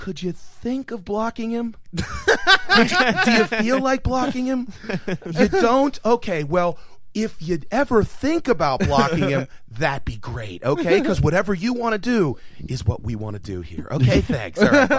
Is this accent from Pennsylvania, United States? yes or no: yes; Aspinwall, Pennsylvania, United States; I grew up in Aspinwall, and right outside of Pittsburgh.